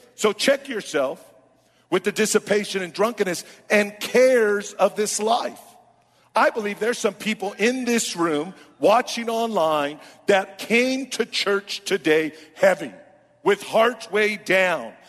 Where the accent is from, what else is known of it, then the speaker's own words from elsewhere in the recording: Oakland, California, United States; I was born and raised in Oakland